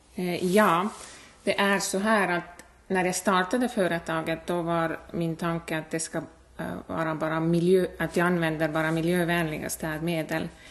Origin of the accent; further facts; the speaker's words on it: Estonia; Swedish is a second language; moved away as an adult; now in Hudiksvall, Sweden; jag är född och uppvuxen i Estland